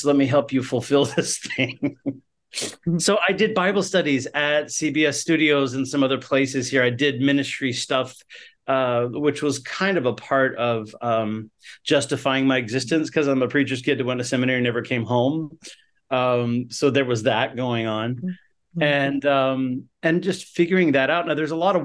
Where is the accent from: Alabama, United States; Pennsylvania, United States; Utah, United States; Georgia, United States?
Georgia, United States; Atlanta; moved away as an adult; now in Pasadena, United States; I grew up in Atlanta